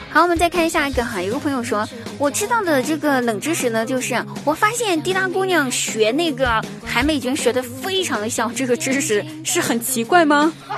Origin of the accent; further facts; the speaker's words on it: southern China, China; 我也是南方人啊